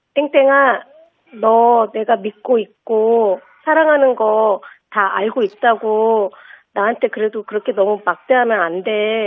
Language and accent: Korean; Gunsan, North Jeolla, South Korea; 군산 출신이라고